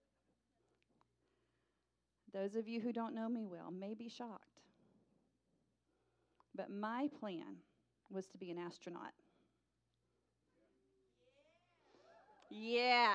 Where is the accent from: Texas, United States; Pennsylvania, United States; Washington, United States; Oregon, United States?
Texas, United States; the local two-year community college in my hometown